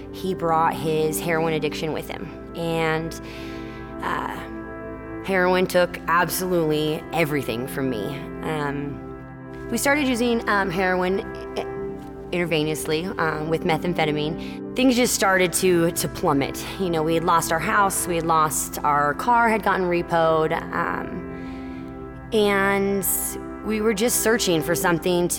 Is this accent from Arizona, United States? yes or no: yes; Cottonwood, Arizona, United States; I'm from Cottonwood, Arizona. I grew up here in town